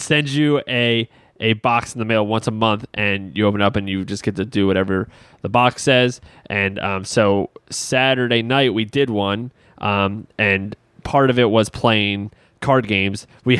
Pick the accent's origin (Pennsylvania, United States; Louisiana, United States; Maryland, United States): Maryland, United States; Baltimore; We're from Baltimore, big Ravens fans